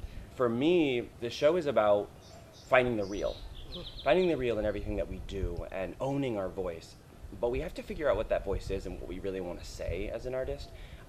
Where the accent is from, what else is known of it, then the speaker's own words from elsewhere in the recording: Colchester, Vermont, United States; I was born and raised in Colchester, Vermont, right outside of Burlington.